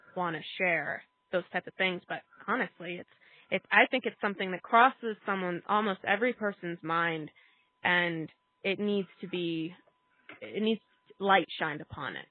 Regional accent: Tucson, Arizona, United States; now in New Mexico, United States; I'm originally from Tucson, Arizona

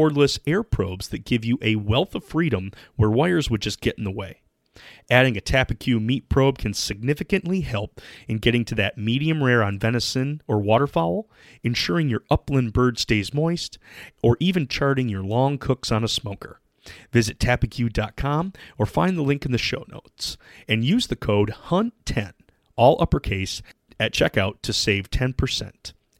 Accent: Midwest, United States; Being a Midwesterner, it's hard to place where all these fires are at.

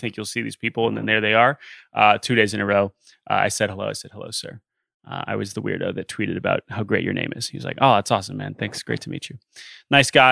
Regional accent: Maryland, United States; where we grew up in Maryland

